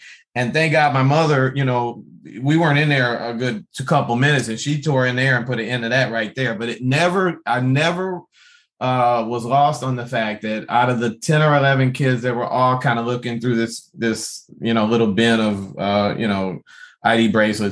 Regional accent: Detroit, Michigan, United States; I grew up Black in Detroit

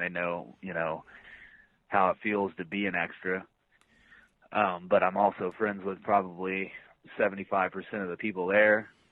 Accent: Shelbyville, Indiana, United States; my pro wrestling journey started in Shelbyville, Indiana, which is my hometown.

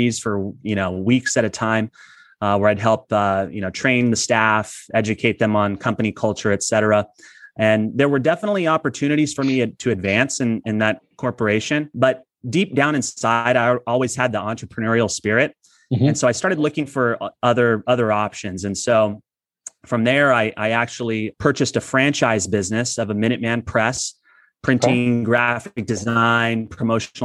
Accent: Imperial Valley, Southern California, United States; I'm originally from Southern California. I grew up in a community called Imperial Valley, which is east of San Diego

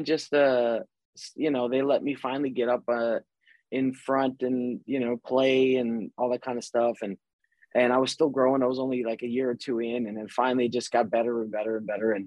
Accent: Chicago, Illinois, United States; moved away as an adult; now in California, United States; I grew up in Chicago, born and raised out there in 78

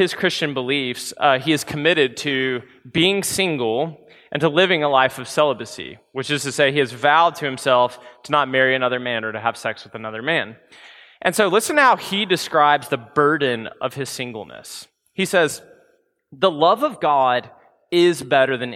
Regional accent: Memphis, Tennessee, United States; growing up in Memphis, Tennessee

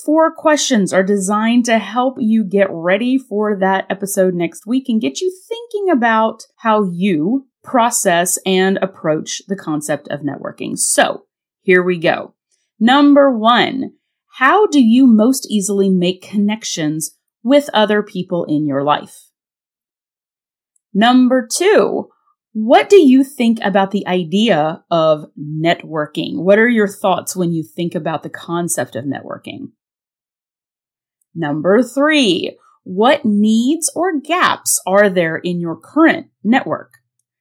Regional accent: North Carolina, United States; moved away; I am on location in my hometown in the beautiful Blue Ridge Mountains of Western North Carolina

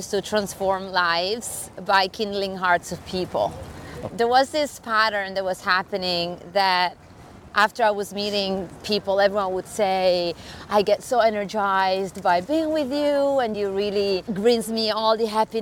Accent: Sardinia, Italy; accent: Italian; English is a second language; moved away as an adult; now in New York, United States; as you can tell from my accent, I am Italian.

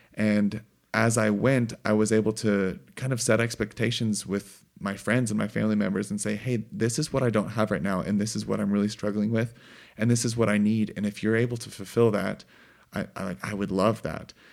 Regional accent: Missouri, United States; hunting and growing up in Missouri

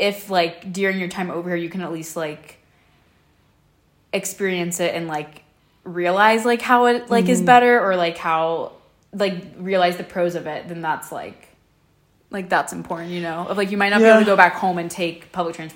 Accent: Florida, United States; I'm from Florida.

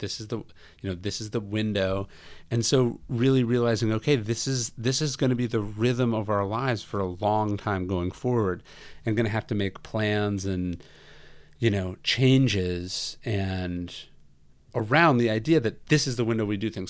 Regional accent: Northern California, United States; moved away; also born or lived in Los Angeles; I'm from Northern California

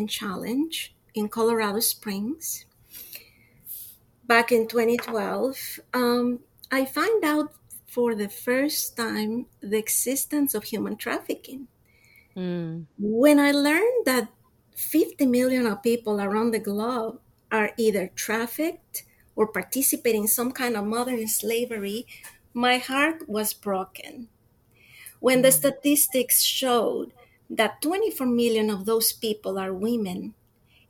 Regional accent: Quito, Pichincha, Ecuador; now in Florida, United States; I'm from Quito, Ecuador. I moved to sunny Florida 31 years ago.

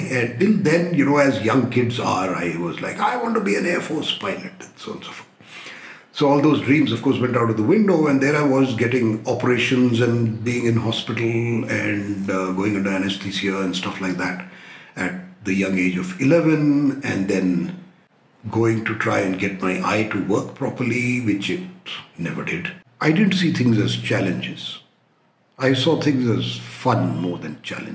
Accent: Delhi, India; moved away as an adult; now in Nagar, India; I grew up in Delhi. I am a Delhi-born and brought up boy

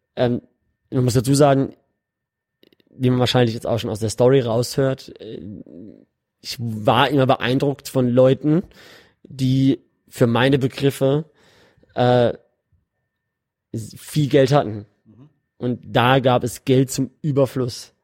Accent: Karlsruhe, Baden-Württemberg, Germany; moved away as an adult; now in Dubai, United Arab Emirates; ich komme ursprünglich aus Karlsruhe und äh, habe mein, hab in, mein ganzes Leben eigentlich in Deutschland gelebt, bis vor fünf Jahren.

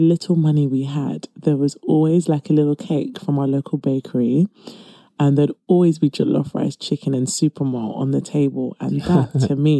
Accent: London, United Kingdom; accent: British; I was born and raised in East London

